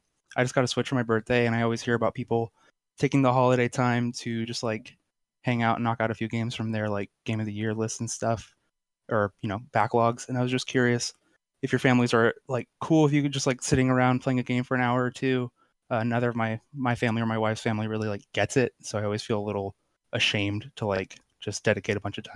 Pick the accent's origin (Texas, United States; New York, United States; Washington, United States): Washington, United States; Redmond; I'm from Redmond, Washington.